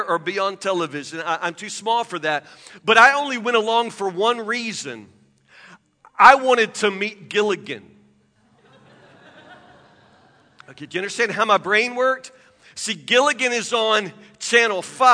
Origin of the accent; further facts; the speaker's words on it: Woodburn, Kentucky, United States; I grew up in Matlock, which is a suburb of Woodburn. There's nothing out there.